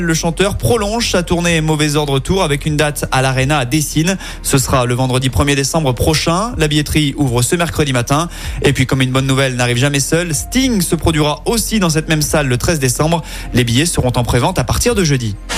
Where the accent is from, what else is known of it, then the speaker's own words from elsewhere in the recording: Lyon, Auvergne-Rhône-Alpes, France; Chez nous, à Lyon